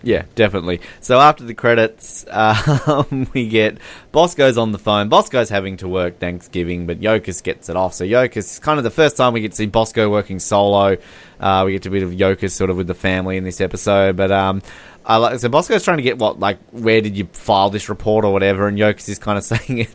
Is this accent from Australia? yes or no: yes; Australia; I'm Australian.